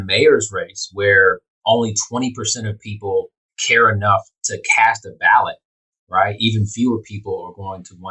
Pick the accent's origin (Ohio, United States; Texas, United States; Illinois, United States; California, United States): Texas, United States; Houston; I grew up right here in Houston